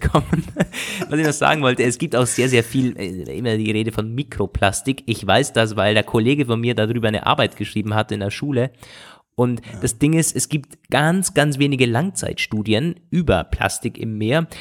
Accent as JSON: {"language": "German", "country": "Germany", "said": "als Deutscher"}